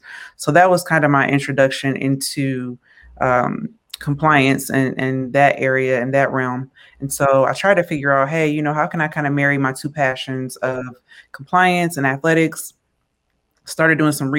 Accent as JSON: {"language": "English", "region": "Michigan", "country": "United States", "tie": "born or raised there", "said": "my home state of Michigan"}